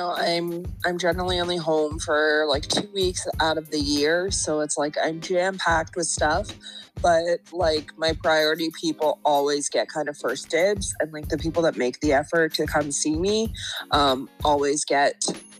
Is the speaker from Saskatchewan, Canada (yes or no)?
no; Halifax, Nova Scotia, Canada; accent: East Coaster; moved away as an adult; also born or lived in Kuwait; now in Alberta, Canada; When people ask where I'm from, I always say I'm from Halifax, and they're like, oh, but like, where are you really from? I'm like, that means nothing to me. Like I was born in Kuwait, but that literally means nothing to me. It was like 2 years of my life as a baby. Like Halifax is where I'm from.